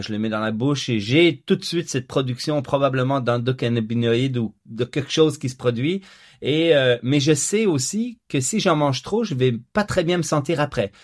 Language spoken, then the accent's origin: French; Quebec, Canada; also born or lived in Franches-Montagnes, Switzerland; j'ai grandi en Suisse la première partie de ma vie jusqu'à 10 ans avant d'émigrer au Québec.